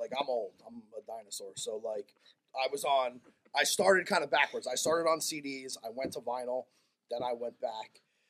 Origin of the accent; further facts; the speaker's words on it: New Jersey, United States; I grew up in North Jersey.